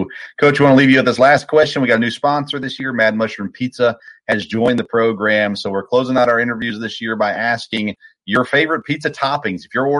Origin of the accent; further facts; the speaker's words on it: Murfreesboro, Tennessee, United States; I grew up in Murfreesboro.